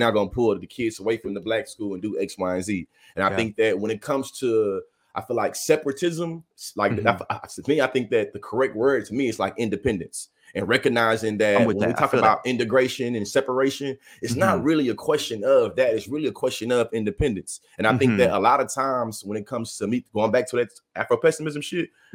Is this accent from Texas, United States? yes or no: yes; Bryan, Texas, United States; accent: Southern drawl; I'm from Bryan, Texas